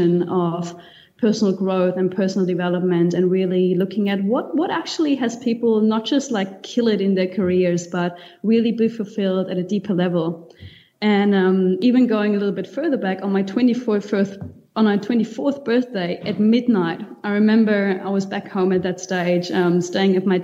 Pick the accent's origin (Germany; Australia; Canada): Germany; moved away as an adult; also born or lived in Cuba / Spain / New Zealand; now in Mauritius; I grew up in Germany originally